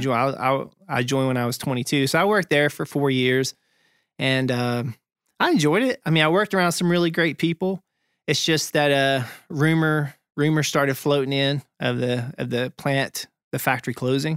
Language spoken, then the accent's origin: English; Topton, North Carolina, United States; moved away; me being from Topton, North Carolina